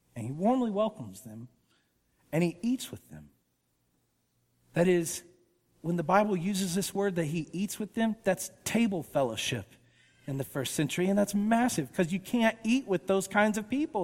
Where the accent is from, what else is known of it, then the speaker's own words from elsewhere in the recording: Woodstock, Georgia, United States; I grew up in Woodstock, Georgia